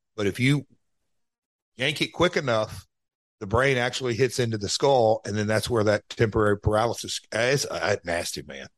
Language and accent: English; United States; I'm an American